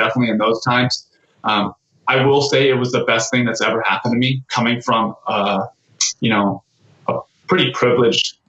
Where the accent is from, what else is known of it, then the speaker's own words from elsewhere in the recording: Torrance, California, United States; also born or lived in San Jose, California; I grew up in the South Bay. Actually grew up in South Torrance.